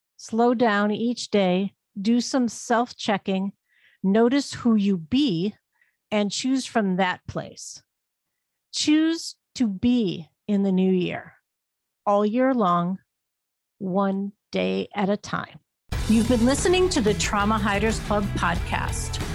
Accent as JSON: {"language": "English", "region": "Northeast Ohio", "country": "United States", "tie": "born or raised there", "said": "lake effect snow in my hometown in Northeast Ohio."}